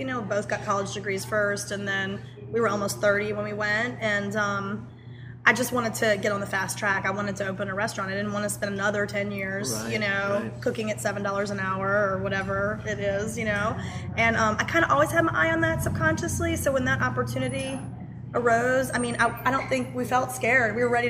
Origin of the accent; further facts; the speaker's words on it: New Orleans, Louisiana, United States; moved away; I'm from New Orleans.